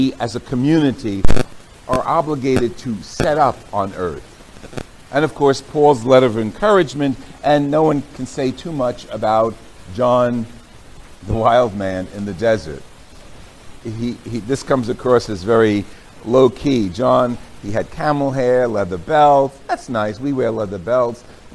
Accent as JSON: {"language": "English", "town": "Jersey City", "region": "New Jersey", "country": "United States", "tie": "born or raised there", "said": "I was raised in Holy Rosary, Queen of the Holy Rosary Parish in Jersey City, New Jersey"}